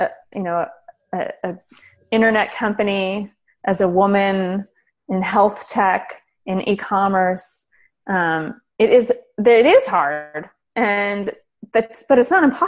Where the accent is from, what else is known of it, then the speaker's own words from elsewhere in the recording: Berkeley, California, United States; I grew up in Berkeley